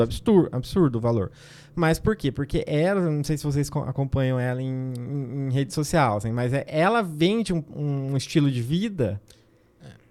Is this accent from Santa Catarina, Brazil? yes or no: no; Agreste Paulista, São Paulo, Brazil; eu sou do, do Agreste Paulista